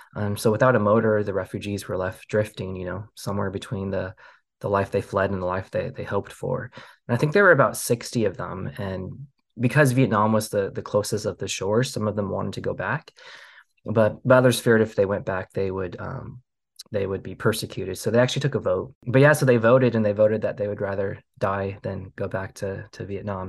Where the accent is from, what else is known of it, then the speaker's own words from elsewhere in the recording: Portland, Oregon, United States; also born or lived in Kuala Lumpur, Malaysia; we immigrated to, to Portland, Oregon, and I grew up in the beautiful Pacific Northwest. Um, so Oregon is my, my home state